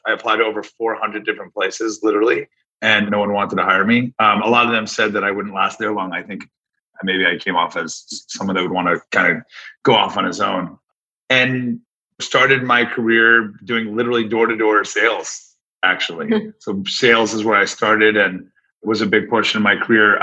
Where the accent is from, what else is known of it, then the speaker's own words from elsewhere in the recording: South Florida, United States; I grew up in South Florida